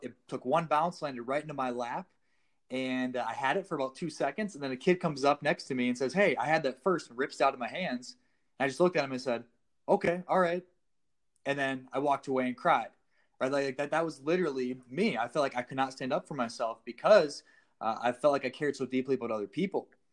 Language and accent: English; South Dakota, United States; moved away as an adult; I was a personal trainer in my hometown for about six, seven months, um, and about halfway into that, I realized I needed to leave South Dakota